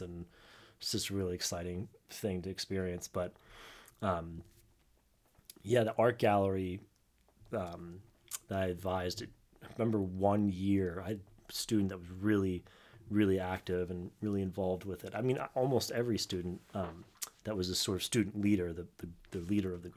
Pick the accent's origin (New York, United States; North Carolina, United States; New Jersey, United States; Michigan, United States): New Jersey, United States; I grew up in South Jersey